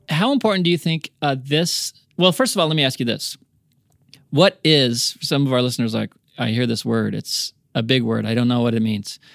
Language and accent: English; United States; accent: American; also born or lived in New Zealand; my American accent